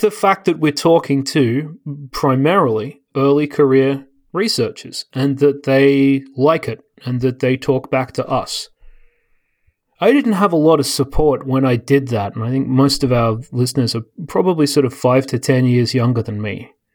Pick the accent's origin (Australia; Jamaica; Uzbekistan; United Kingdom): Australia; moved away as an adult; now in United States; I don't remember growing up with, I mean, maybe because Australia is full of everyone from everywhere.